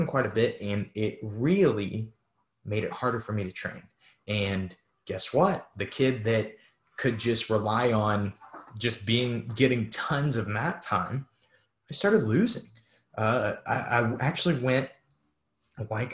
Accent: St. Louis, Missouri, United States; I'm from St. Louis

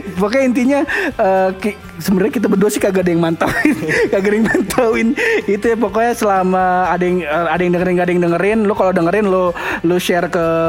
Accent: Betawi, Jakarta, Indonesia; gue orang Betawi

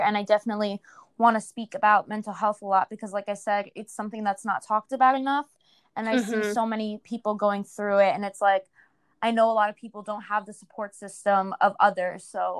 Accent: New York, United States; So I'm from New York, and I started my Instagram in 2016.

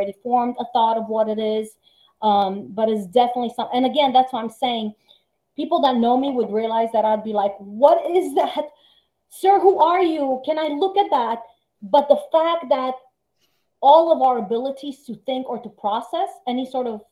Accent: Timișoara, Timiș County, Romania; now in United States; Timișoara, my hometown

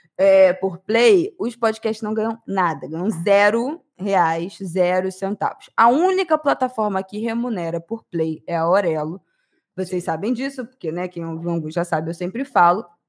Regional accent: Brazil

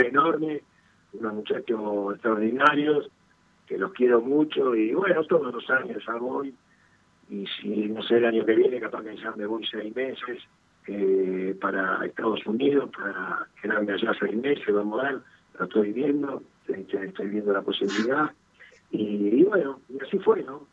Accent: Ramos Mejía, Buenos Aires Province, Argentina; now in Villa Luro, Argentina; nací en Ramos Mejía, viví casi toda mi vida ahí, ahora estoy acá en Villaluro.

